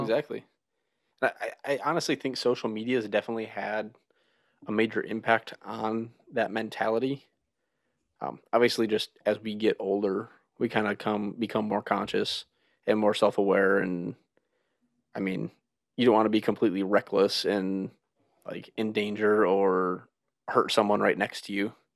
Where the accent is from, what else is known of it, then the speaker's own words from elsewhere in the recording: United States; moved away as an adult; also born or lived in Minnesota / Wisconsin; now in West Virginia, United States; we're actually from Minnesota and Wisconsin